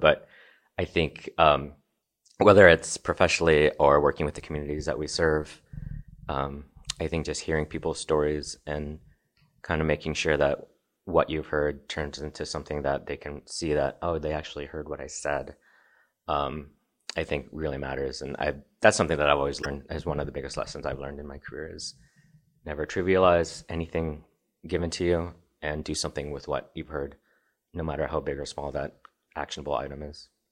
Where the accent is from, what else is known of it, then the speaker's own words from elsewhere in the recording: Nashville, Illinois, United States; moved away as an adult; also born or lived in Chicago, Illinois / Evanston, Illinois; now in Colorado, United States; I grew up in Southern Illinois, just outside of Saint Louis on the east side of the Mississippi. Um, so I lived in rural Illinois. It's about three thousand people in my hometown. Grew up in Nashville, Illinois